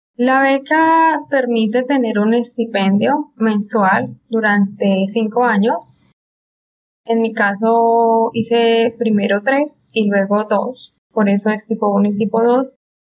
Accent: Colombia; moved away as an adult; also born or lived in Argentina; now in Houston, United States; Soy colombiana, viví seis años en Argentina y ahora estoy radicada en Houston

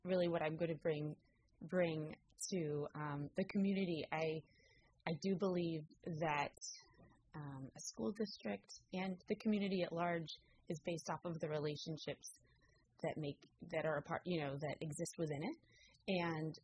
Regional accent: San Rafael, California, United States; also born or lived in Oregon; I grew up in San Rafael in Marin County, and I went to San Rafael High School

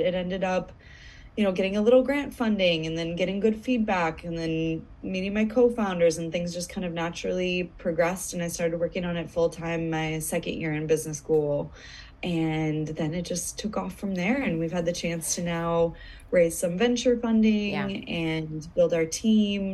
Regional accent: United States; moved away as an adult; back in my home country

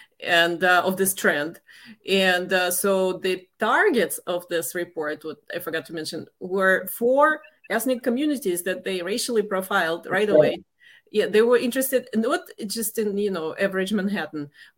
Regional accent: Russia; moved away as an adult; now in United States; I left the former Soviet Union. I mean, I grew up in the Soviet Union, then it collapsed.

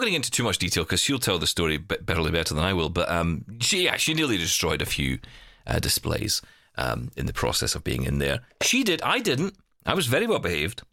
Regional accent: Glasgow, Scotland, United Kingdom; I was in the city of Glasgow, my hometown

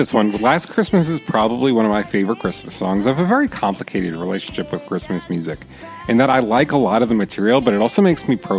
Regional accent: East Coast, United States; moved away as an adult; now in Los Angeles, United States; I'm from the East Coast, but I live in LA now.

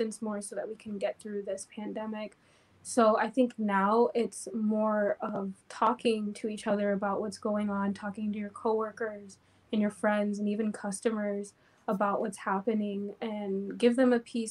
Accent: Crestview, Florida, United States; moved away as an adult; now in Lansing, United States; I am originally from Florida, a town called Crestview. I grew up there and I just moved here about 2 years ago

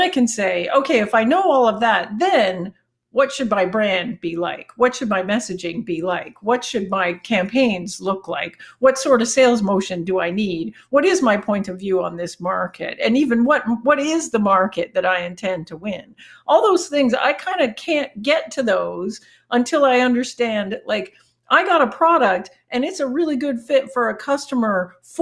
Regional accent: Canada; accent: Canadian; my Canadian accent

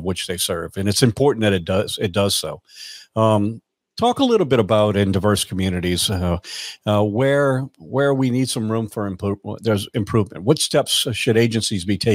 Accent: South Louisiana, United States; growing up in South Louisiana that I did in the 70s

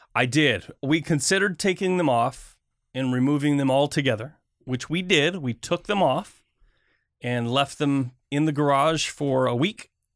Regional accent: Michigan, United States; now in US West Coast; I grew up in Michigan.

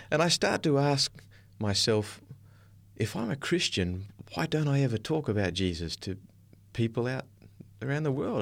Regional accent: Darwin, Northern Territory, Australia; I was born in Darwin, up in the north coast of Australia

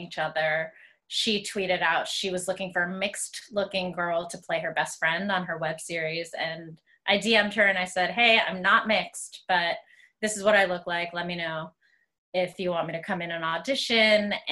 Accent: Greensburg, Pennsylvania, United States; I am originally from Greensburg, Pennsylvania. And I grew up in suburbs of Western PA

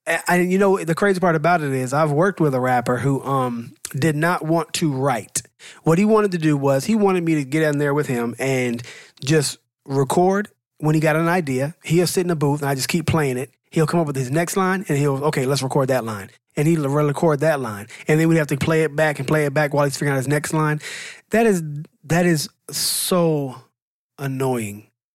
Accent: the South, United States; I'm from the South

